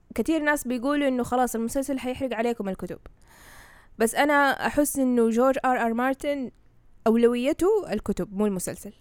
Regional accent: Saudi Arabia; إحنا عندنا في السعودية المنطقة الشرقية

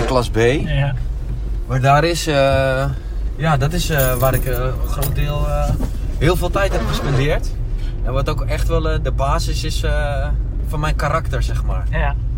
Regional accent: Amsterdam, North Holland, Netherlands; Ik ben geboren in Amsterdam als drieling

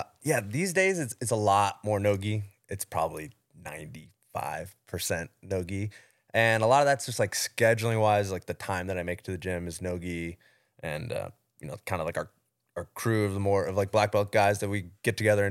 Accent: Georgia, United States; Where I grew up like outside of Atlanta, there wasn't really, you know, much, there was no boxing gym around or anything like that.

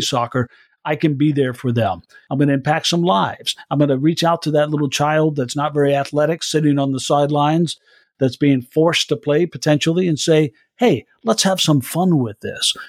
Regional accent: Iowa, United States; I'm from Iowa, a state that uh, holds the caucuses

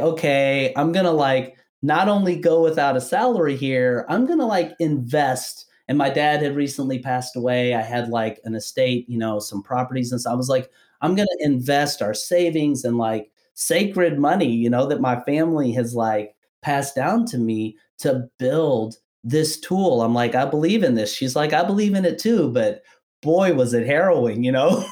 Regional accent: Kentucky, United States; I'm from Kentucky originally

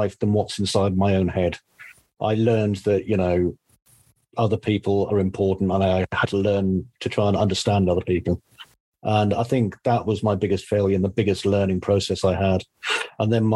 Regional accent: Easington Colliery, North East England, United Kingdom; I grew up in the northeast of England in a place called Easington Colliery

